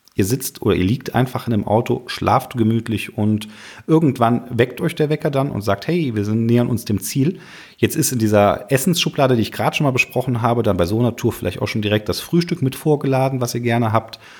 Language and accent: German; Cologne area, North Rhine-Westphalia, Germany; ich komme hier aus dem Rheinland, Kölner Raum